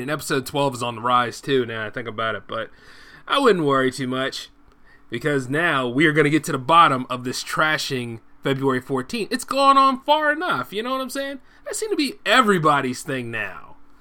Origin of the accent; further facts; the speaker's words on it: United States; I'm an American first